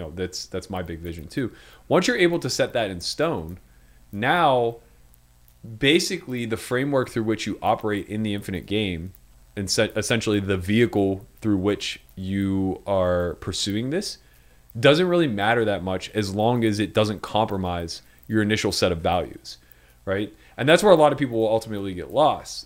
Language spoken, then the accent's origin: English; Pittsburgh, Pennsylvania, United States; moved away; the best Yinzer to ever live